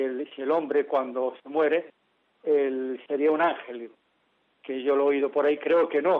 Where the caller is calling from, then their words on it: Santiago de Compostela, Galicia, Spain; de Santiago de Compostela.